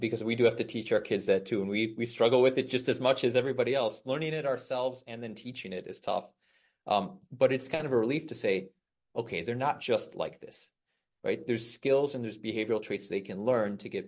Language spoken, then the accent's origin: English; Chicago, Illinois, United States; I'm from Chicago, the outside of Chicago here.